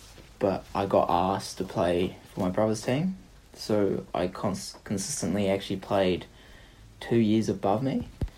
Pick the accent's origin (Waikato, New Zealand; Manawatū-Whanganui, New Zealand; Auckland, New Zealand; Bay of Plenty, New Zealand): Auckland, New Zealand; also born or lived in Sydney, Australia / Wellington, New Zealand; Moved over when I was 6. And got pretty much brought up in Wellington until I was about 8. And then came up to Auckland and started going to primary school up here